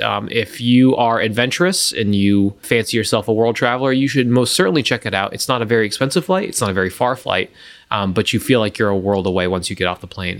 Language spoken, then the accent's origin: English; Gulf Coast, United States; I grew up on the Gulf